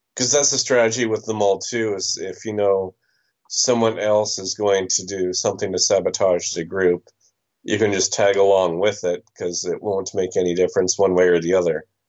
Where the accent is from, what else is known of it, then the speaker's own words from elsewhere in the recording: Canada; I am from Canada